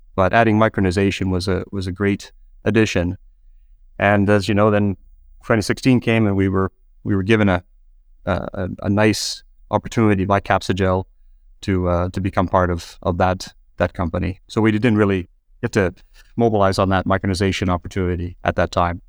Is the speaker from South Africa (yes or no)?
no; Canada; moved away as an adult; people could probably tell from my accent, uh, I started in Canada